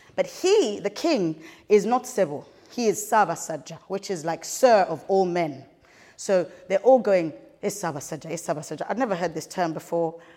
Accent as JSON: {"language": "English", "country": "Kenya", "tie": "born or raised there", "said": "we grew up in Kenya"}